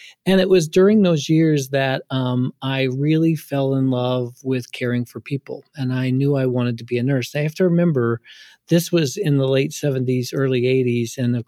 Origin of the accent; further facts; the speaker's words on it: Ohio, United States; I grew up in poverty in Ohio. I grew up on a pig farm